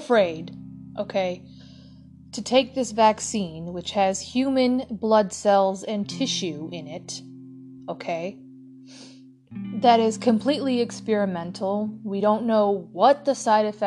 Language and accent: English; United States; we as an American people, including me